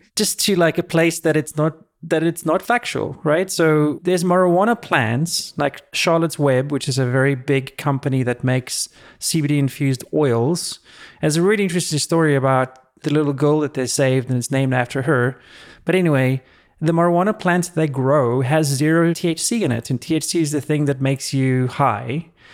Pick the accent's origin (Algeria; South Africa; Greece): South Africa; now in California, United States; when I was growing up in South Africa